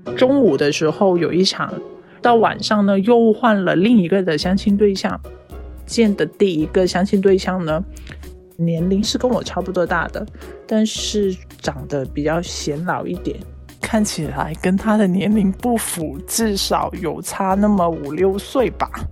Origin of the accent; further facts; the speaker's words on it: Yangjiang, Guangdong, China; now in Guangzhou, China; 我的家乡是在阳江的